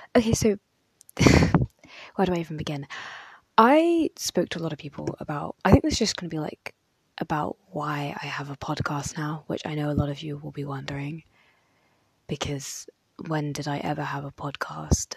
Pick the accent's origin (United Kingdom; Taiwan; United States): United Kingdom; I'm very British. Like, I really love being from Britain.